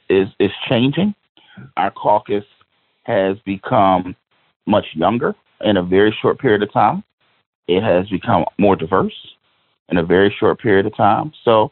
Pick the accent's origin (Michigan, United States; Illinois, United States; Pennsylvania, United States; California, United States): Pennsylvania, United States; Philadelphia; You got to understand, I'm from Philadelphia. I represent a district in Philadelphia County.